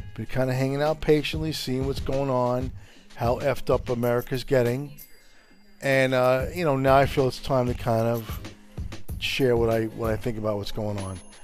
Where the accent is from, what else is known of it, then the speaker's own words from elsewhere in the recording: Italy; now in United States; I was born in Italy myself